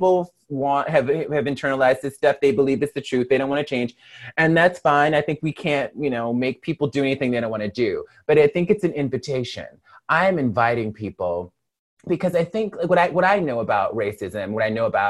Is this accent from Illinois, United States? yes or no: no; Mobile, Alabama, United States; also born or lived in Birmingham, Alabama; now in Los Angeles, United States; I am a Black woman born and raised in Mobile, Alabama